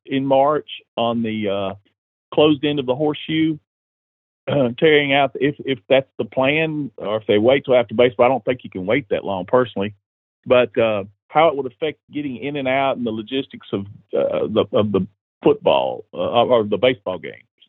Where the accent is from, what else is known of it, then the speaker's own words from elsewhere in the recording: Cheatham County, Tennessee, United States; I'm from Cheatham County. I went to Cheatham County Central